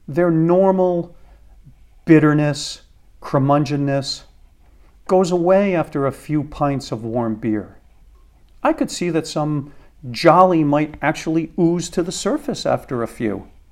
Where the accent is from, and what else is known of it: United States